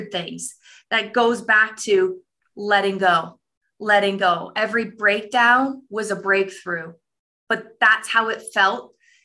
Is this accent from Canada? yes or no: yes; Canada; I'm a Canadian woman